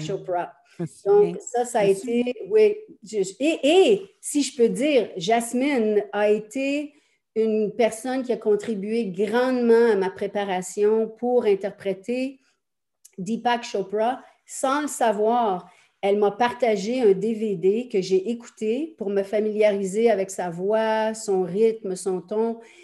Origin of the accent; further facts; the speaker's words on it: Quebec, Canada; Je suis canadienne-française, québécoise, très fière de l'être.